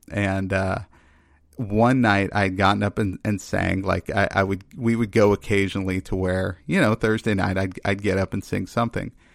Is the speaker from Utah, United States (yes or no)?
no; Texas, United States; moved away; also born or lived in Maine; growing up in Texas